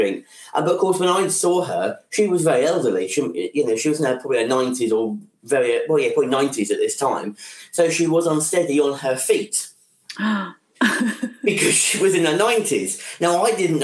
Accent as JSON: {"language": "English", "region": "England", "country": "United Kingdom", "said": "I'm too English"}